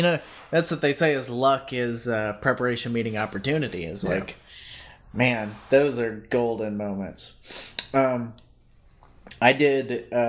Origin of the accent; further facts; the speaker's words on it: Louisiana, United States; I grew up in Louisiana. I was busking in northern Louisiana, so not down in New Orleans where it's fun.